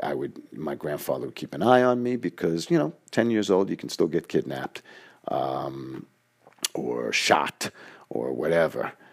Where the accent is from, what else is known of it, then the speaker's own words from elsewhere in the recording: New York City, New York, United States; the way we grew up in Queens